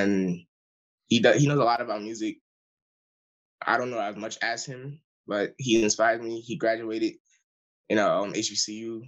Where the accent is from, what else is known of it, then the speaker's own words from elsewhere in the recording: Lithonia, Georgia, United States; I grew up in Latonia, Georgia, which is in Metro Atlanta